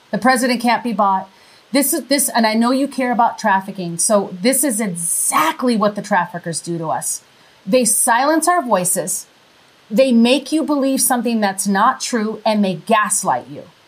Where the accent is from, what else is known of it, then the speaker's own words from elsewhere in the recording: Minnesota, United States; accent: Minnesota; moved away; also born or lived in Wisconsin; I'm really originally from Minnesota, so I have kind of like a Minnesota accent